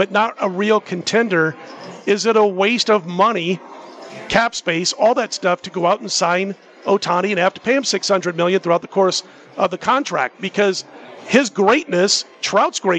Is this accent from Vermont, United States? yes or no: no; Omaha, Nebraska, United States; moved away as an adult; now in Las Vegas, United States; I grew up a Cardinals fan when I grew up in the Midwest